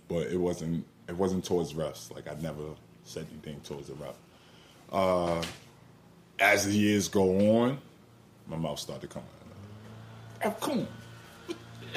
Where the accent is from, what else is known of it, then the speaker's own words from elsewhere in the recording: Long Island, New York, United States; I'm coming from Long Island.